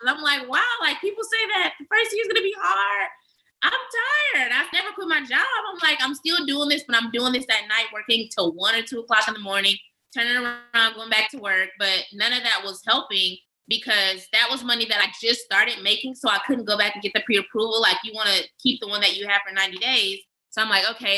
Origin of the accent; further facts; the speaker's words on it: Oakland, California, United States; moved away as an adult; I'm from West Coast, Oakland originally